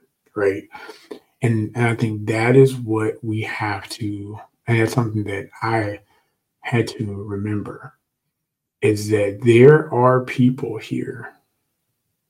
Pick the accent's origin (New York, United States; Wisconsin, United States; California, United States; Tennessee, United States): Tennessee, United States; Memphis; moved away as an adult; back home in Memphis